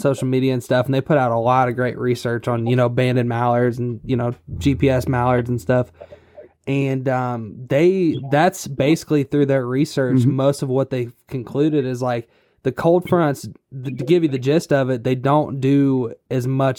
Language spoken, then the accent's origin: English; Illinois, United States; we're from Illinois originally, but when we first started duck hunting, it was in Florida, funny enough.